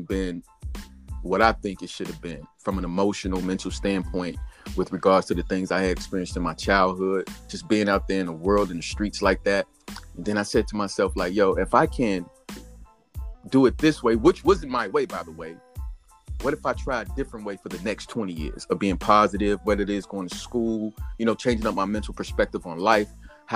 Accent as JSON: {"language": "English", "country": "United States", "tie": "born or raised there", "said": "I was born here in the United States of America"}